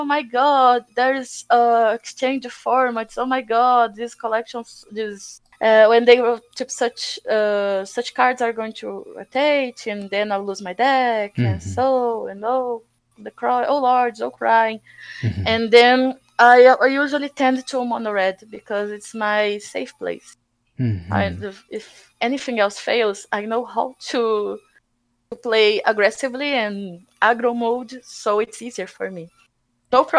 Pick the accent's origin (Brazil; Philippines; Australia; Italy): Brazil; Santos, São Paulo; also born or lived in Botucatu, Brazil; I moved from my hometown, Santos, it's a CSI town from Brazil.